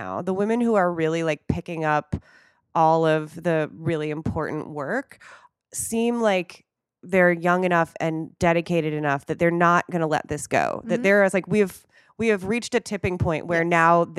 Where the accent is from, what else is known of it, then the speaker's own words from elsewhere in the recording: Wisconsin, United States; accent: Wisconsin; I think I even turned on my like Wisconsin accent again.